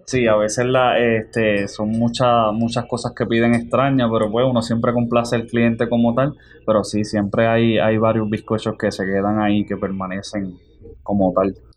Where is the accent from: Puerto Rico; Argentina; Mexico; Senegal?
Puerto Rico; Jayuya; now in Manatí, Puerto Rico; Soy natural del pueblo de Jayuya